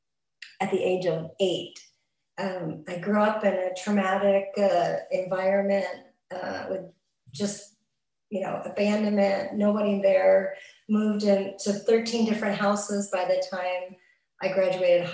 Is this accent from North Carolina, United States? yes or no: no; Los Angeles, California, United States; moved away; also born or lived in Santa Monica; originally I'm from Los Angeles, and that's where I got abstinent, in Santa Monica area